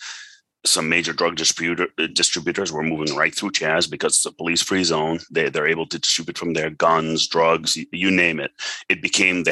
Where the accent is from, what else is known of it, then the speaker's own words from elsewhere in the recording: Boston, Massachusetts, United States; also born or lived in Monrovia, Liberia / Lebanon; I've survived through two civil wars before I came to the U.S. And I grew up in the U.S.